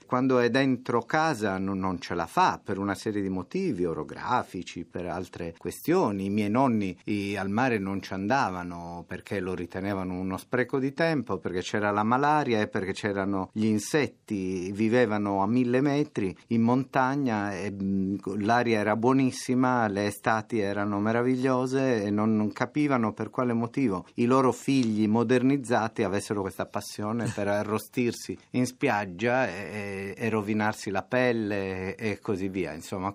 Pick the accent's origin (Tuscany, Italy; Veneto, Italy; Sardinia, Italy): Sardinia, Italy; Nuoro; first language Sardinian (Nuorese); Italian is a second language; in sardo nuorese, che è quello che io so parlare